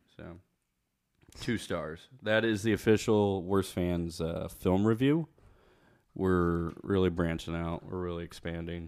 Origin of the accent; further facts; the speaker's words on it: Puxico, Missouri, United States; growing up in Puxaco